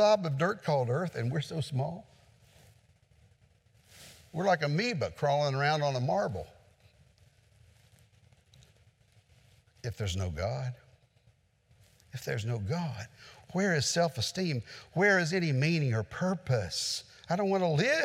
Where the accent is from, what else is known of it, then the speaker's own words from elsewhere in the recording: West Virginia, United States; in West Virginia, we had a tornado recently that went through the area where I grew up